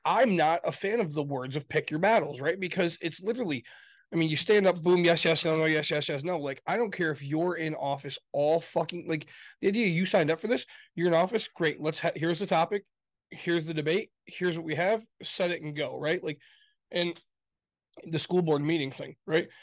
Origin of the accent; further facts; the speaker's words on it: Grand Rapids, Michigan, United States; I come from Grand Rapids, Michigan. That's where I come from